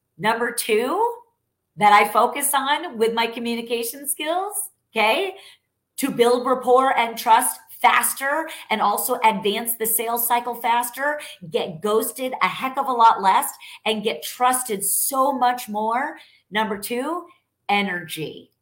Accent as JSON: {"language": "English", "region": "New York", "country": "United States", "tie": "born or raised there", "moved": "yes", "lives_now": "Texas, United States", "said": "I'm Italian. I'm from born and raised in New York. I'm now a Texan"}